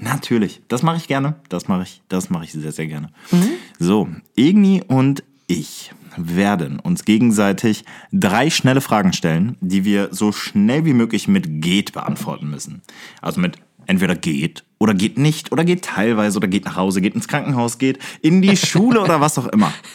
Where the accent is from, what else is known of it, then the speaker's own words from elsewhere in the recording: Aachen, North Rhine-Westphalia, Germany; wir kommen bekanntermaßen aus Aachen, wir beide